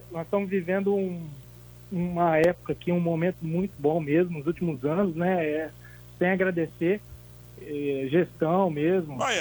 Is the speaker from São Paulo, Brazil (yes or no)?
yes; Ribeirão Preto, São Paulo, Brazil; Sou de Ribeirão